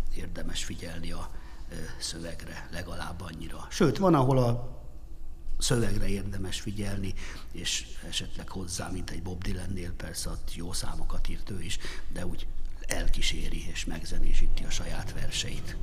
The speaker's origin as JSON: {"language": "Hungarian", "country": "Hungary", "said": "magyarok vagyunk"}